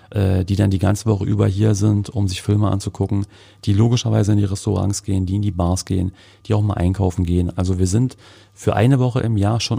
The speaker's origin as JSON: {"language": "German", "town": "Cottbus", "region": "Brandenburg", "country": "Germany", "said": "als Cottbusser nicht verstecken müssen, wenn wir aus unserer Stadt rauskommen und sagen müssen, ja, ich komme aus Cottbus, entschuldige bitte dass ich aus Cottbus komme."}